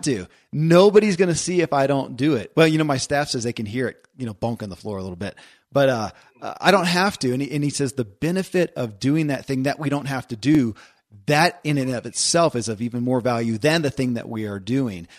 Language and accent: English; Kentucky, United States; born or raised there